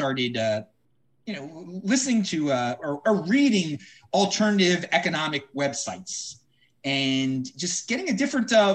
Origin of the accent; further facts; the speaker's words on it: Baltimore, Maryland, United States; I was born and raised in Baltimore